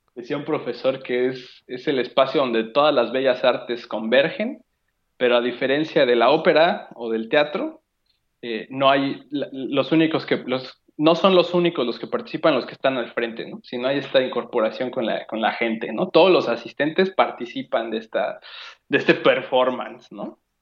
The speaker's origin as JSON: {"language": "Spanish", "country": "Mexico"}